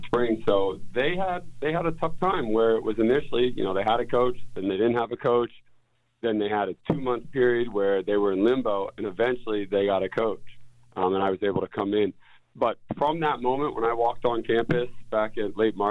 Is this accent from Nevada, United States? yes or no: no; Pennsylvania, United States; moved away as an adult; also born or lived in Bedford, New Hampshire; now in San Marcos, United States; I'm from Pennsylvania, grew up, played football there